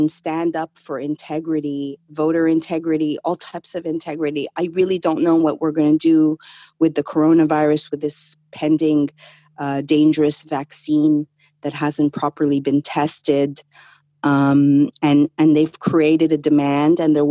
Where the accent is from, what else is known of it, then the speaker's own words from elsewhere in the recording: Canada; being raised Canadian